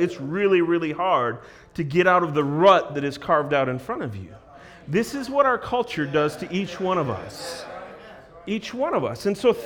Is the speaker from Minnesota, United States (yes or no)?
yes; Minneapolis, Minnesota, United States; I grew up in Minneapolis